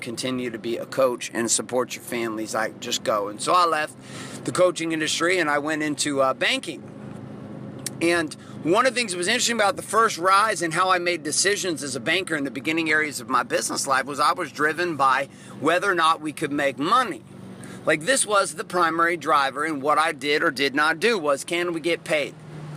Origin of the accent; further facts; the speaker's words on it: Washington, United States; also born or lived in Central California; we moved from Central California up to Washington, for me to be able to pursue my passions in football.